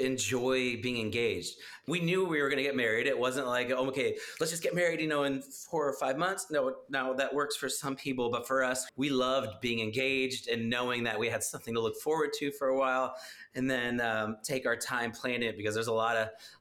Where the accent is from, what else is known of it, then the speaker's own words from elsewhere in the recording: Dallas, Texas, United States; I'm a singer-songwriter from Dallas, Texas